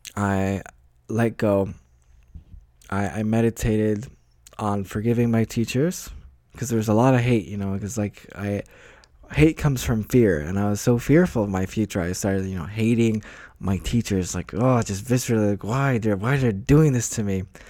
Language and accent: English; United States; moved away; I'm from the States